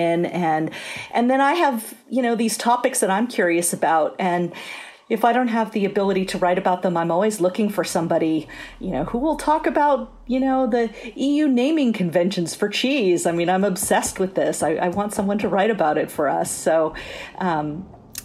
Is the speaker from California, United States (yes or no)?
yes; San Francisco Bay Area, California, United States; I grew up in the San Francisco Bay Area, and I think that was a great advantage to me because it's such an incredible food culture here